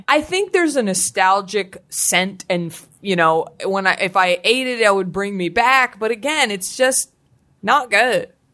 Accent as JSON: {"language": "English", "town": "Dallas", "region": "Texas", "country": "United States", "accent": "Southern", "said": "I'm from Dallas"}